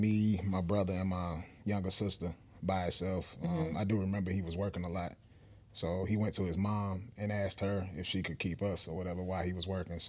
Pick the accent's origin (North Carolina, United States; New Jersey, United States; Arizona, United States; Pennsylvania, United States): North Carolina, United States; Forest City; moved away as an adult; now in Atlanta, United States; I'm from Forest City, North Carolina. It's a small town.